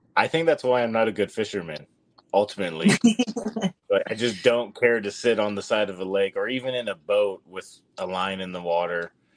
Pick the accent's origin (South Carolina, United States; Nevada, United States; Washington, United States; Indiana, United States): Nevada, United States; my home state of Nevada